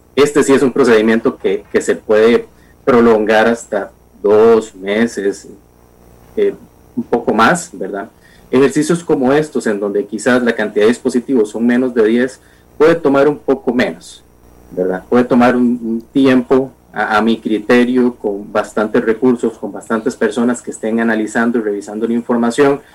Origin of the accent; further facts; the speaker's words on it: Costa Rica; como ciudadano costarricense